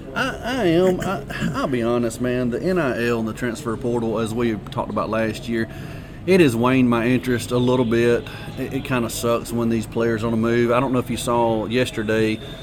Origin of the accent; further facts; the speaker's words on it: Alabama, United States; I'm, I'm from you know Alabama